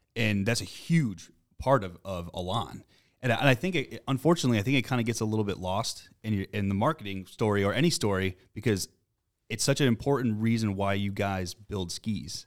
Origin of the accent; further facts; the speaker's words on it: Boston, Massachusetts, United States; we're from Boston